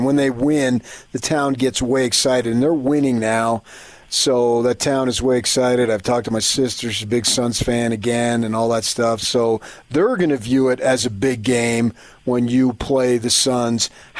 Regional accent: Phoenix, Arizona, United States; moved away; So I grew up in Phoenix, went to high school and college there, and worked there in a while.

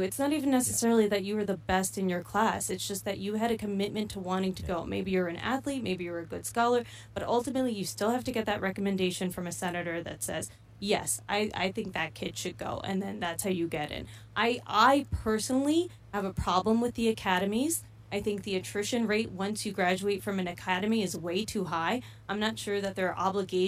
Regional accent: Bergen County, New Jersey, United States; I grew up in Bergen County, New Jersey

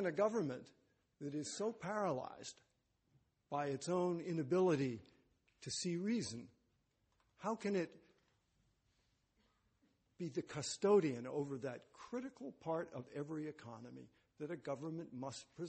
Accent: United States; being an American

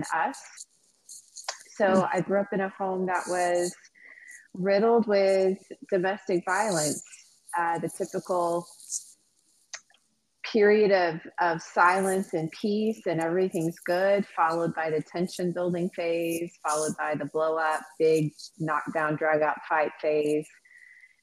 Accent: Fort Worth, Texas, United States; I grew up in Fort Worth, Texas. That's where I'm originally from.

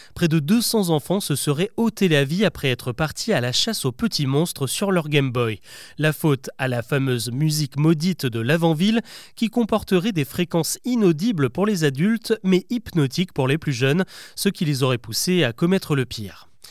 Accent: France; chez nous en France

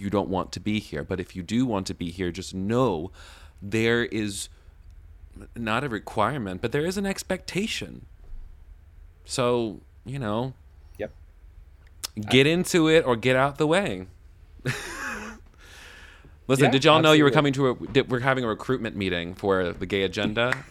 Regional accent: the South, United States; Growing up in the South, like you know, we didn't have deserts. We didn't know nothing about that.

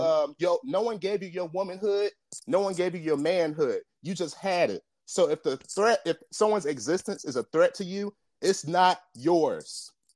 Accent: Jamaica; I, I'm Jamaican

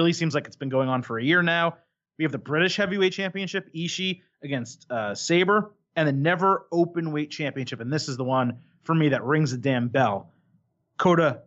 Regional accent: United States; I'm American

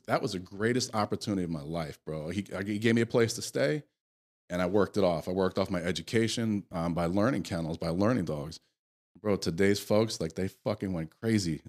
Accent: Connecticut, United States; I grew up in the Northeast in Connecticut

